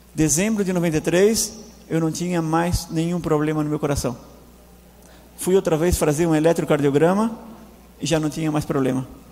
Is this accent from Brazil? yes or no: yes; Tubarão, Santa Catarina, Brazil; moved away as an adult; also born or lived in Laguna; now in Argentina; Eu sou brasileiro, do estado de Santa Catarina, da cidade de Tubarão